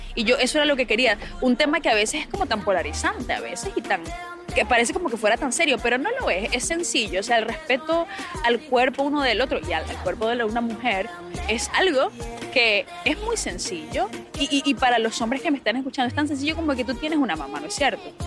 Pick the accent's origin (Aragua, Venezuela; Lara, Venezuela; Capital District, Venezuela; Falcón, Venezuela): Lara, Venezuela; Barquisimeto; moved away; como decimos en mi tierra